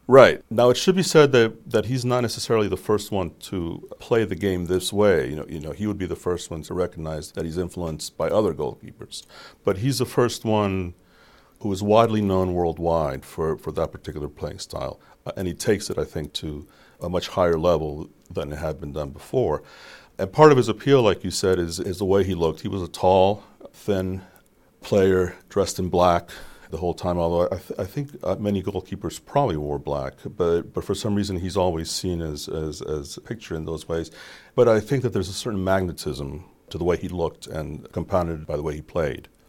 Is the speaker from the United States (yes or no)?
no; Colombia; moved away; I grew up in Colombia